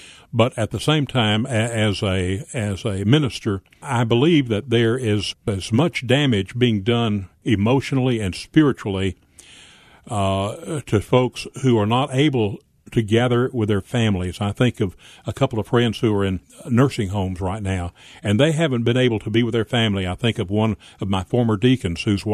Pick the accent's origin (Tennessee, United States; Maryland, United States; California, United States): Tennessee, United States; Pinson; also born or lived in Humboldt, Tennessee; I was born in Humboldt up in Gibson County, but I spent most of my life in the Pinson area south of Jackson.